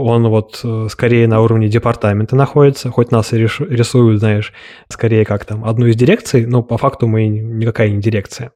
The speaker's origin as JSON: {"language": "Russian", "region": "Moscow", "country": "Russia", "tie": "born or raised there", "said": "я родился в Москве, у меня есть финские корни"}